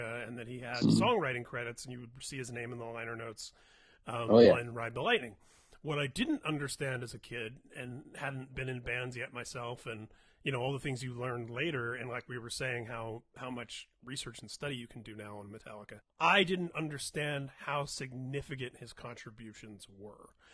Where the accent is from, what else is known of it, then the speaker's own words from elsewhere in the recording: Indiana, United States; moved away as an adult; now in California, United States; I grew up in Indiana